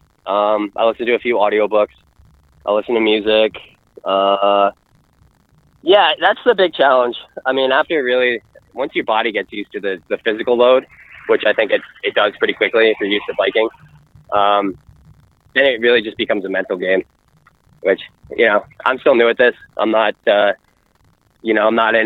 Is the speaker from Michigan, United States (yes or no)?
no; New York, United States; I'm from New York